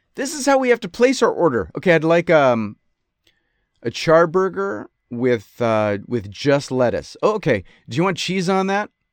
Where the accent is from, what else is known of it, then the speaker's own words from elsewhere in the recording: Rochester, New York, United States; moved away; I grew up in Rochester